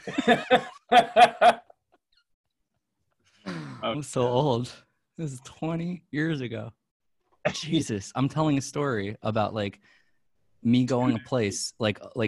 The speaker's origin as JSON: {"language": "English", "town": "New York City", "region": "New York", "country": "United States", "tie": "born or raised there", "moved": "as an adult", "lives_now": "Los Angeles, United States", "said": "we both grew up in Manhattan"}